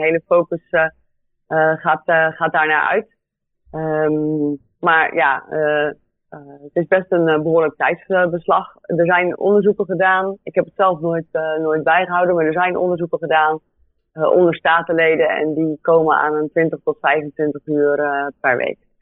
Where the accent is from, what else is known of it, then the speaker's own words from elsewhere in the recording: Goeree-Overflakkee, South Holland, Netherlands; also born or lived in Delft; Dus ik kom van uh, Couré Overflakke. Ehm, ben daar geboren en getogen.